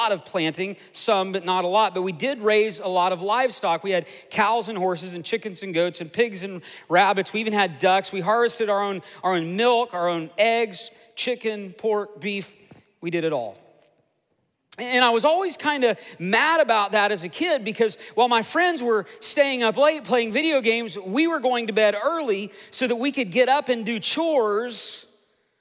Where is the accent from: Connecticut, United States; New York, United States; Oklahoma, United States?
Oklahoma, United States; Tulsa; also born or lived in Broken Arrow, Oklahoma; I grew up just outside of Tulsa, Oklahoma, on 80 beautiful acres.